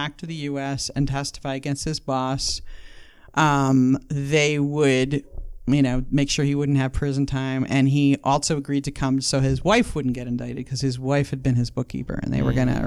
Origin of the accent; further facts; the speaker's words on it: Connecticut, United States; moved away; I grew up in Connecticut